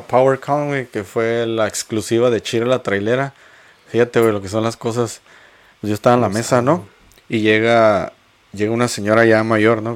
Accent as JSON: {"language": "Spanish", "country": "Mexico", "said": "soy orgullosamente mexicano"}